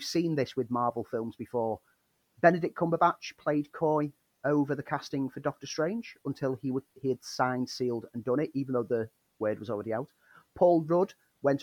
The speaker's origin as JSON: {"language": "English", "town": "Liverpool", "region": "North West England", "country": "United Kingdom", "tie": "born or raised there", "said": "my hometown"}